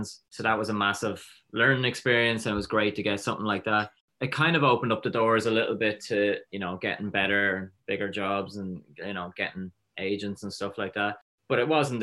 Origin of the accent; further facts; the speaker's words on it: Drogheda, Leinster, Ireland; I grew up in Drogheda